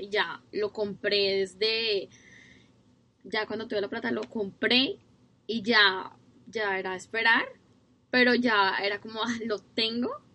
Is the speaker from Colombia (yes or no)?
yes; Colombia; now in New Zealand; soy de Colombia